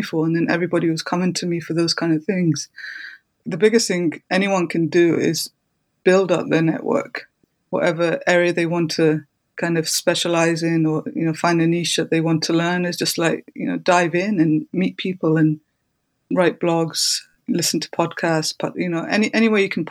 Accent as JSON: {"language": "English", "town": "Brighton", "region": "South East England", "country": "United Kingdom", "tie": "born or raised there", "said": "my hometown in Brighton"}